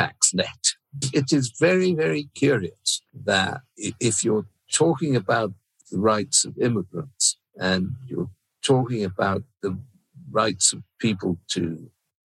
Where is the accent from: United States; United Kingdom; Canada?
United Kingdom; Plymouth, South West England; I grew up in Plymouth, a Cavalier town during the Civil War.